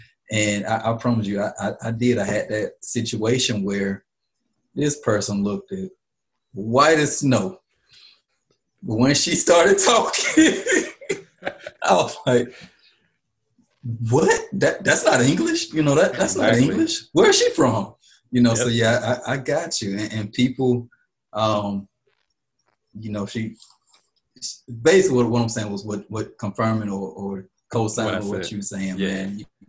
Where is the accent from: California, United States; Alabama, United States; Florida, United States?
Alabama, United States; So I'm from Alabama, man.